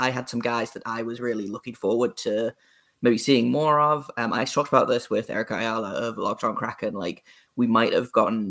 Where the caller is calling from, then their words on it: United Kingdom; Your listeners won't know, but I'm over in the UK, if you can't tell by my accent, and it's winter here.